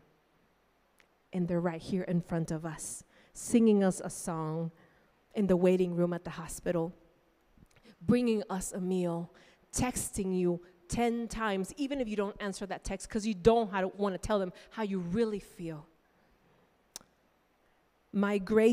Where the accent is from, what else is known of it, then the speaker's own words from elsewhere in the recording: Nicaragua; moved away as an adult; now in United States; I grew up in Nicaragua